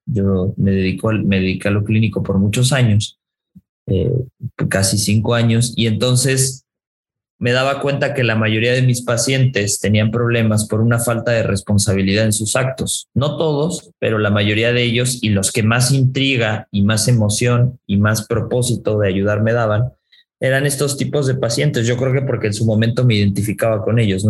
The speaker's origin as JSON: {"language": "Spanish", "country": "Mexico", "said": "yo soy más mexicano que, que el nopal y que la tortilla"}